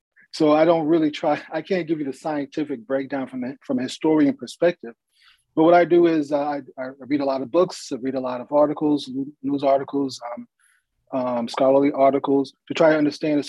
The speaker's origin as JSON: {"language": "English", "town": "New York City", "region": "New York", "country": "United States", "tie": "born or raised there", "moved": "yes", "said": "I'm originally from New York City. My wife and I were both raised in New York City"}